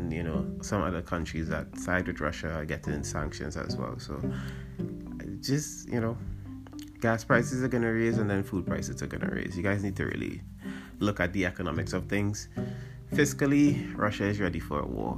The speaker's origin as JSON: {"language": "English", "country": "Trinidad & Tobago", "said": "we do a lot as Trinidadian people"}